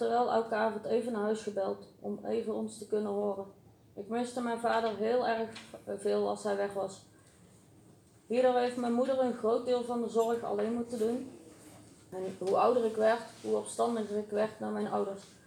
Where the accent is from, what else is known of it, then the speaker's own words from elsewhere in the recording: Uden, North Brabant, Netherlands; Ik ben geboren in Uden.